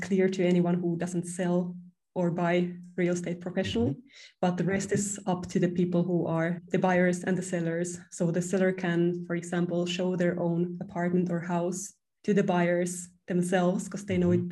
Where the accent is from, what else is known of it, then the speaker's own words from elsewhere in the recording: Finland; I have two apartments now in my hometown in Finland